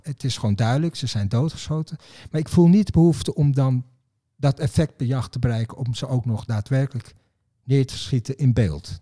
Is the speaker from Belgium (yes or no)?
no; Netherlands; ik ben een Nederlander